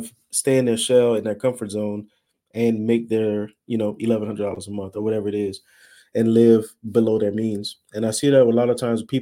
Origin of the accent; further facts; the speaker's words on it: Louisiana, United States; now in Dallas, United States; I'm from Louisiana. I'm in Dallas, Texas area now